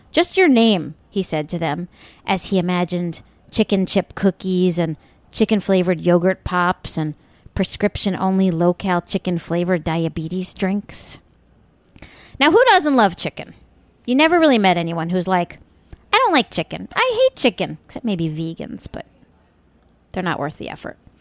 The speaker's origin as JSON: {"language": "English", "area": "Long Island", "region": "New York", "country": "United States", "tie": "born or raised there", "said": "when I was a wee girl growing up on Long Island in the seventies"}